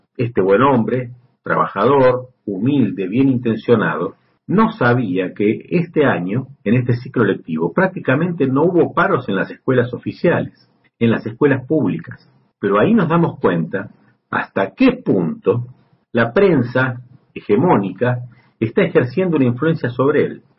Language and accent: Spanish; Argentina; also born or lived in Buenos Aires; En mi país